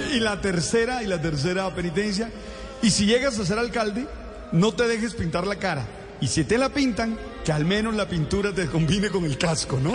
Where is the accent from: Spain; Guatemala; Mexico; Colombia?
Colombia; Caribbean Region; yo que nací en el Caribe